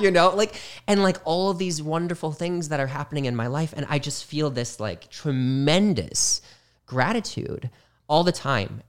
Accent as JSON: {"language": "English", "region": "Midwest", "country": "United States", "moved": "yes", "said": "I was from the Midwest"}